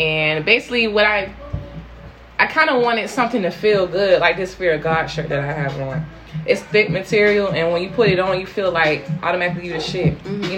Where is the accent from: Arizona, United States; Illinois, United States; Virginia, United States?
Virginia, United States; Portsmouth; I was born in Portsmouth. I was born in Maryview